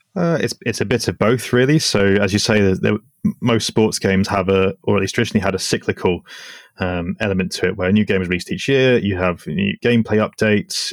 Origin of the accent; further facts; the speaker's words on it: Switzerland; growing up in Switzerland